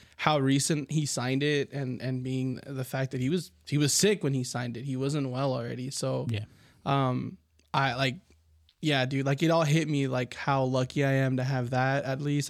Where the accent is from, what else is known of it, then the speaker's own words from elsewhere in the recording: United States; we're American